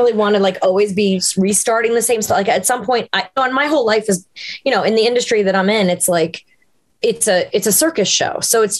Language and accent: English; Long Island, New York, United States; also born or lived in Los Angeles / Connecticut; now in Nashville, United States; Long Island where I'm from.